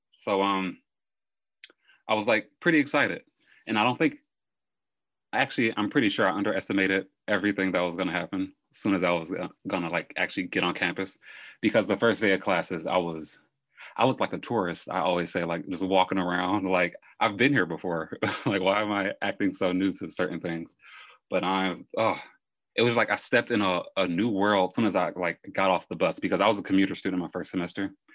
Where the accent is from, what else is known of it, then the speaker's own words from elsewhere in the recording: Detroit, Michigan, United States; also born or lived in East Point; born and raised in Detroit, but currently live in East Point